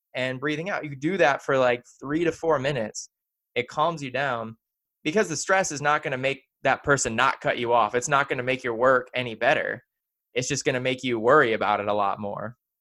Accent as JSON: {"language": "English", "region": "the South", "country": "United States", "tie": "born or raised there", "said": "we're both here growing up in the South"}